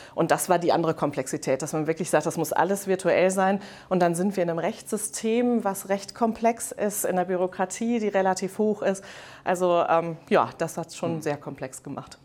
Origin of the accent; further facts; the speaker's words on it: Rhineland, Germany; moved away as an adult; also born or lived in Netherlands; ich komme ursprünglich aus dem Rheinland